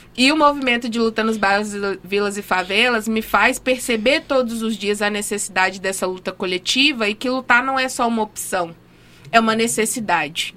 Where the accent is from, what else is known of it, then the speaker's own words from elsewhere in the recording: Minas Gerais, Brazil; now in Rio Grande do Norte, Brazil; Eu sou de Minas, né? Sou mineira, mas estou naturalizada potiguar